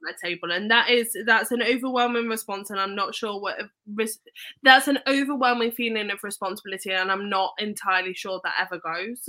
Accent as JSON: {"language": "English", "town": "Leicester", "region": "East Midlands", "country": "United Kingdom", "tie": "born or raised there", "moved": "yes", "said": "I grew up in Leicester"}